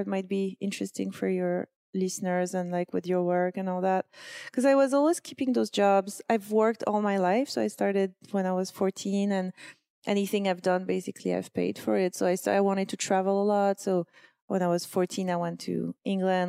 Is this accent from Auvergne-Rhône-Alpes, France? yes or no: no; Corsica, France; now in New York, United States; I come from Corsica